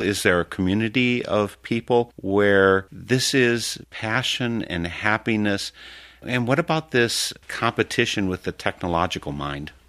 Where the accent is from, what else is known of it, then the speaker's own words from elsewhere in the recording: Wisconsin, United States; also born or lived in Africa / Texas; I'm born and raised in Wisconsin, and I've lived in Africa, for instance, in a l, just short while down in Texas